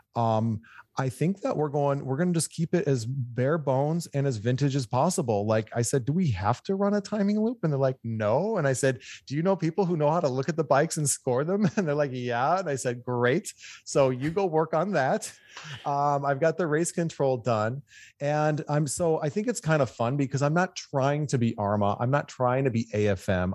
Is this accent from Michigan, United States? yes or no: yes; Michigan, United States; now in California, United States; I'm a Michigan boy, but I've been in California for twenty-five years.